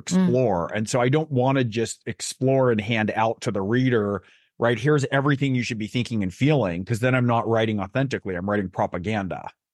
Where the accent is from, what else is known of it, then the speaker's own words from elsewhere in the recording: Silicon Valley, Bay Area, California, United States; I grew up in Silicon Valley, I grew up in the Bay Area